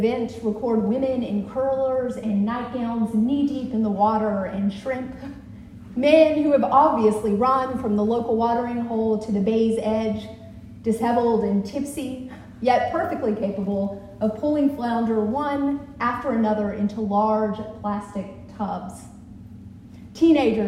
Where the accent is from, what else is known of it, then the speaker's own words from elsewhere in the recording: Alabama, United States; my home state of Alabama